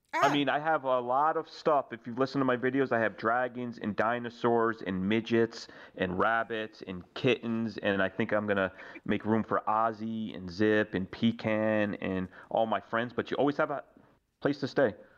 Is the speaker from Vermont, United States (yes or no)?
no; New York, United States; moved away as an adult; I grew up in New York